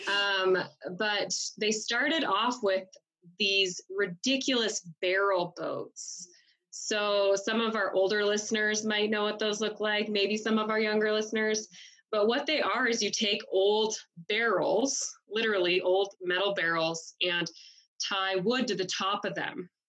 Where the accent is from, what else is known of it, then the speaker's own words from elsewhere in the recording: Billings, Montana, United States; also born or lived in Fort Benton, Montana; I am a native Montanan. Um, I grew up in Billings, Montana